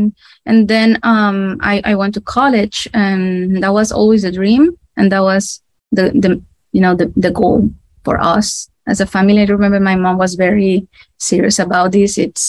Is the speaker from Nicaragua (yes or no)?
yes; Nicaragua; Well, I am from Nicaragua. This is in a small country in Central America. We are right next to Costa Rica. It is a very hot and tropical country. And I was raised in a middle-class fam